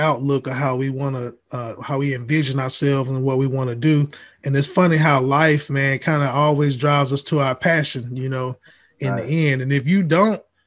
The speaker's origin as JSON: {"language": "English", "town": "Huntsville", "region": "Alabama", "country": "United States", "moved": "as an adult", "lives_now": "Atlanta, United States", "said": "I'm from Huntsville, Alabama, moved to Atlanta about 2 years ago."}